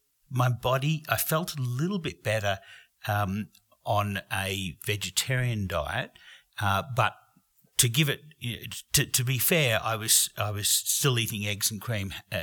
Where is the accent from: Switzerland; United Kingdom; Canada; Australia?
Australia; I'm Australian